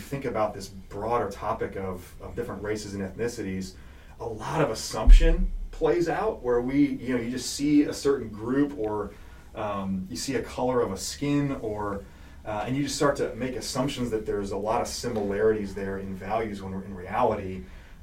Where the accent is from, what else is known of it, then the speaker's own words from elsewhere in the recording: New Jersey, United States; now in Pennsylvania, United States; I'm from Jersey. I love Jersey